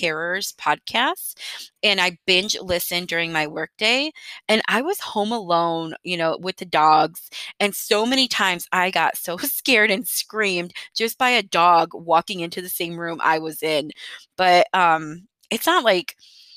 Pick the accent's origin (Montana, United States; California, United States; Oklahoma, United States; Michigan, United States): Michigan, United States; moved away as an adult; now in Texas, United States; I was raised in Michigan and lived there until my early 20s